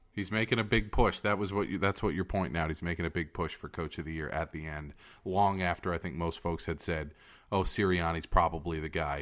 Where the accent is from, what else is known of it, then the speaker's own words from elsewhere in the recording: Fremont, California, United States; I come from Niles in Fremont